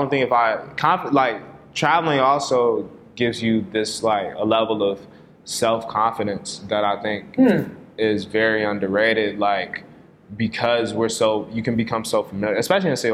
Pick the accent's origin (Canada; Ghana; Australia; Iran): Ghana; now in United States; I'm from Ghana, too